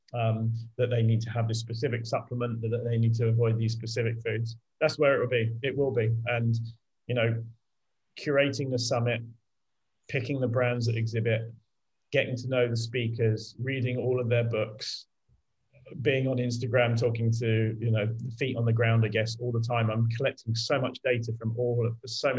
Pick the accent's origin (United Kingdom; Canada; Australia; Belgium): United Kingdom; I'm British